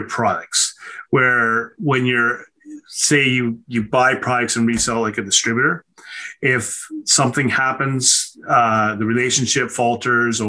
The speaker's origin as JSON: {"language": "English", "town": "Nanaimo", "region": "British Columbia", "country": "Canada", "tie": "born or raised there", "also_born_or_lived": "Ontario"}